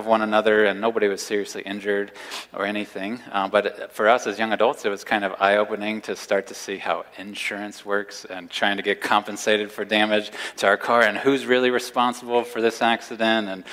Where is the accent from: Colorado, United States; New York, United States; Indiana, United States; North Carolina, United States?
Indiana, United States; also born or lived in New Albany, Indiana / Louisville, Kentucky; We grew up in Indiana